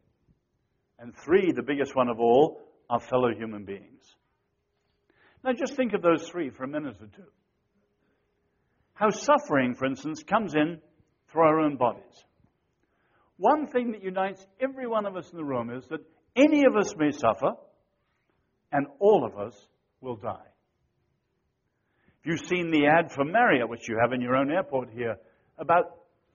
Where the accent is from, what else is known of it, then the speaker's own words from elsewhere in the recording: China; I was born in China